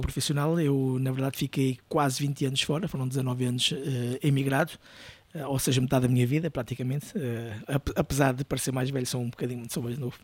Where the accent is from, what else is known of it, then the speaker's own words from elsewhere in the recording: Peniche, Centro, Portugal; moved away as an adult; also born or lived in Brazil / England; eu sou de Peniche